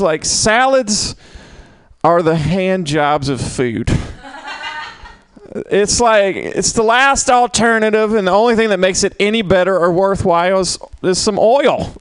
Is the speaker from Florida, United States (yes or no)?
no; Mississippi, United States; now in San Francisco, United States; where I grew up, it was half and half. Literally, it was half half black, half white, and we got along pretty well. I'm from Mississippi